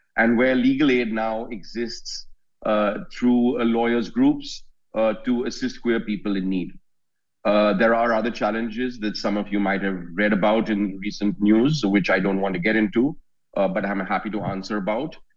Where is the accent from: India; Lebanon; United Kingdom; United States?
India; I'm a lawyer from India